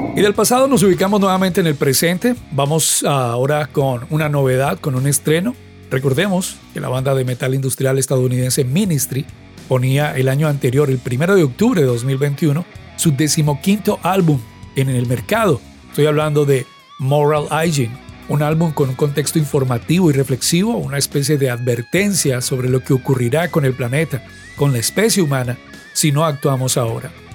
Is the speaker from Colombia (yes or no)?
yes; Cali, Valle del Cauca, Colombia; en nuestra ciudad, en Santiago de Cali, Colombia